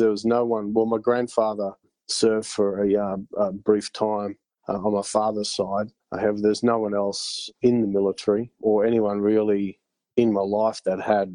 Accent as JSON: {"language": "English", "town": "Bundaberg", "region": "Queensland", "country": "Australia", "tie": "born or raised there", "also_born_or_lived": "Gladstone, Queensland", "said": "went to Gladstone in Queensland for a little while, and then subsequently Bundaberg with my mother"}